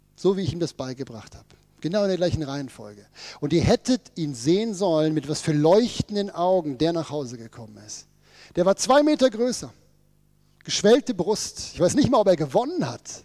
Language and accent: German; Ruhr area, North Rhine-Westphalia, Germany; bei uns im Ruhrgebiet